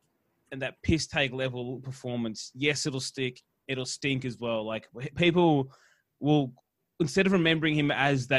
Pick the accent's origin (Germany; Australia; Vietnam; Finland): Australia; Queensland; Origin as a child for me as a Queenslander